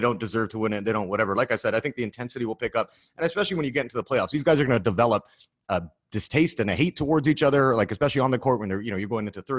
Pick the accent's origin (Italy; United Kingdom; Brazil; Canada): Canada; now in Los Angeles, United States; I live in Los Angeles and I'm from Canada.